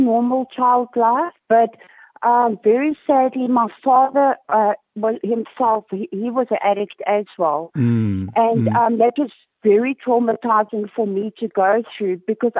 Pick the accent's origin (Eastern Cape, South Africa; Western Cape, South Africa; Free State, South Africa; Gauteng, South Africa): Western Cape, South Africa; Cape Town; I am from Cape Town.